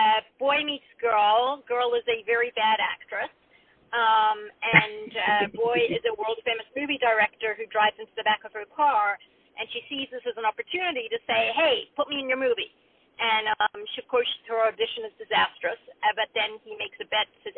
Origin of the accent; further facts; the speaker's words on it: Australia; also born or lived in Zimbabwe; But I grew up in Africa, Zimbabwe and Australia, and neither know what Thanksgiving is.